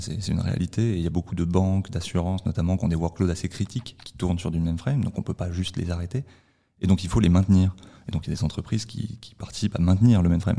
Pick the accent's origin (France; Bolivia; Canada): France; je suis français